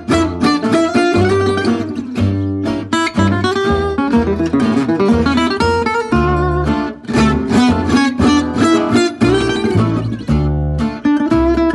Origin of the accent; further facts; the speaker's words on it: Southern California, United States; moved away as an adult; also born or lived in Wisconsin / Los Angeles; now in Nashville, United States; I grew up in Southern California, born in Wisconsin, but raised in Southern California for most of my life. In the last 4 or 5 years, I've been living in Nashville.